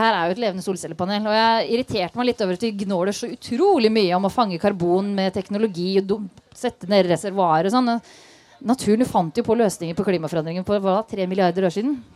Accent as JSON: {"language": "Norwegian", "region": "Østfold", "country": "Norway", "said": "Jeg er fra Østfold"}